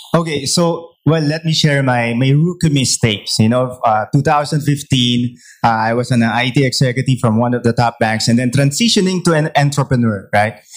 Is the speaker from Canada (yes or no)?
no; Philippines; as a Filipino startup